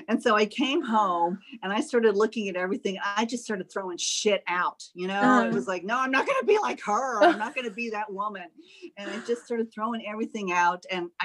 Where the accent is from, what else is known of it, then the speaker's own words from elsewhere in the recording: Austin, Texas, United States; now in Greenville, United States; Originally, I'm from Austin, Texas.